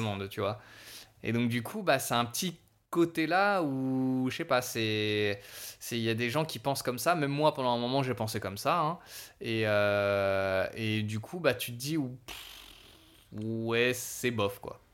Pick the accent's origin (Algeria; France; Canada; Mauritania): France; Savoie, Auvergne-Rhône-Alpes; je suis savoyard